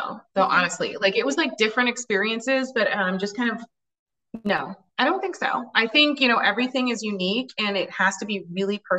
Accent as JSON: {"language": "English", "town": "Ann Arbor", "region": "Michigan", "country": "United States", "tie": "born or raised there", "said": "I grew up in the Midwest in Ann Arbor"}